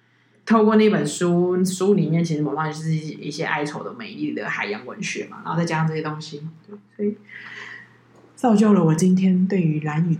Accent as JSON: {"language": "Chinese", "country": "Taiwan", "said": "我是台湾人，"}